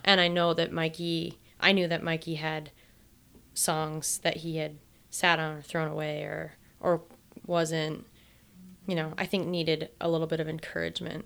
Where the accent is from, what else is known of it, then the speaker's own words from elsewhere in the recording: Monument, Colorado, United States; I grew up in Monument, Colorado.